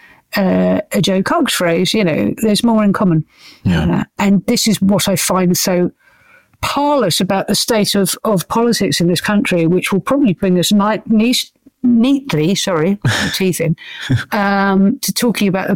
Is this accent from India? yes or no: no; United Kingdom; we are British